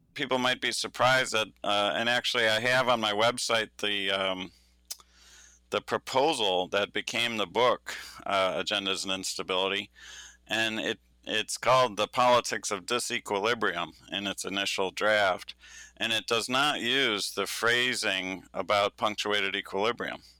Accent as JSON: {"language": "English", "region": "Michigan", "country": "United States", "tie": "born or raised there", "said": "I'm from Michigan."}